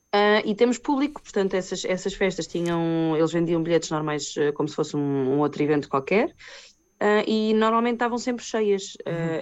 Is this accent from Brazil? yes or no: no; Portugal; eu sou portuguesa